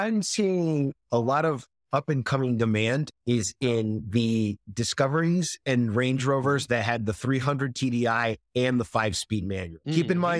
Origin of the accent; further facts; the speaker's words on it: Spain; English is a second language; now in United States; which I'm very fond of because I grew up in Spain.